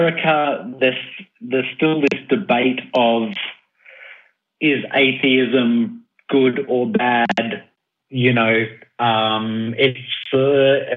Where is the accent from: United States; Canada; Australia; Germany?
Australia; I'm an Australian